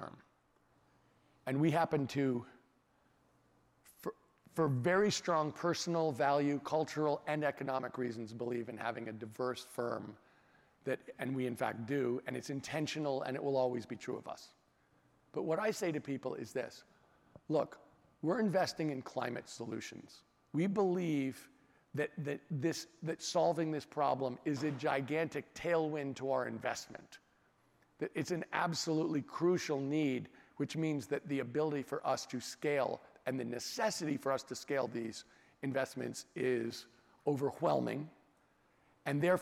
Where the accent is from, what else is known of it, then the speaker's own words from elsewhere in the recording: California, United States; as a Californian and as American